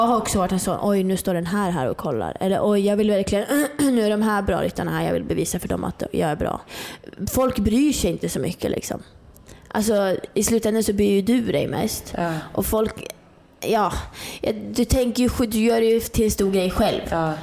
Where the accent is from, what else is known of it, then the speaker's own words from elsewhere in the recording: Norrland, Sweden; moved away; jag är uppe från Norrland, jag bodde helt ute i skogen liksom